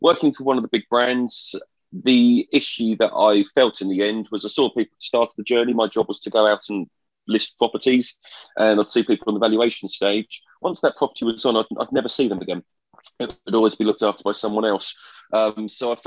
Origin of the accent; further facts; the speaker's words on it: Colchester, East of England, United Kingdom; my hometown in Colchester, which I went back